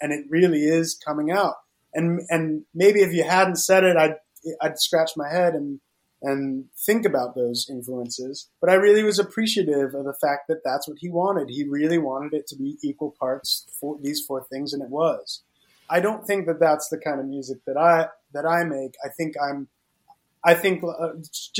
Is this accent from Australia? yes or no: no; Florida, United States; growing up in Florida